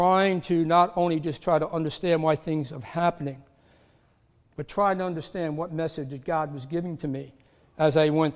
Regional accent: New York City, New York, United States; And I grew up in the New York City area, and we grew up very poor.

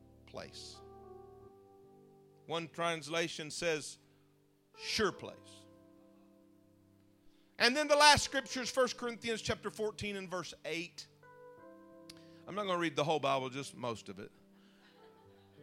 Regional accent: United States; moved away; also born or lived in Mississippi; I'm from Louisiana and Mississippi

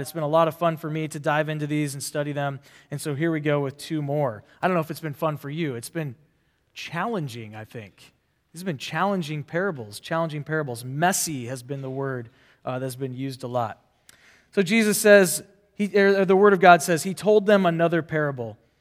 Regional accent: Nebraska, United States; I'm from Nebraska, not a farmer

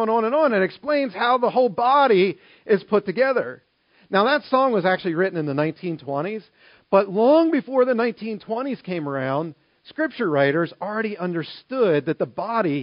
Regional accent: Maryland, United States; now in Harrisburg, United States; I grew up in Maryland

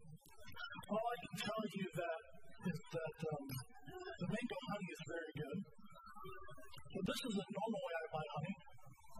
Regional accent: the South, United States; moved away; I'm from the South

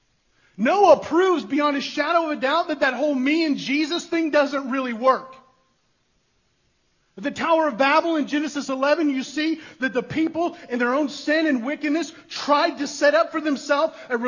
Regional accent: United States; us as westernized American individualists

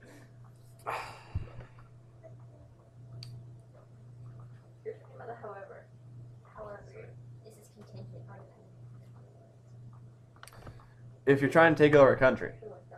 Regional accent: United States; as an American

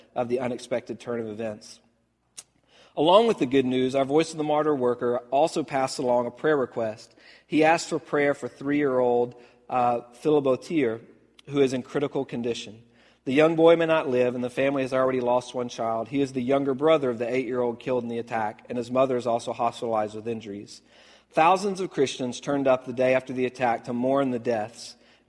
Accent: United States; the life that I get to live here as an American

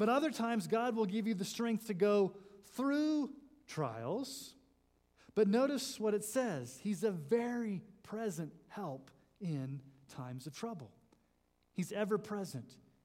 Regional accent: Colorado Springs, Colorado, United States; I grew up in Colorado Springs

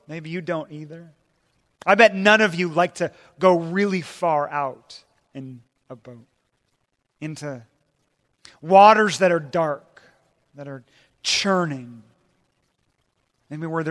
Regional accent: Puget Sound, Washington, United States; I'm from Washington State and in the Puget Sound there.

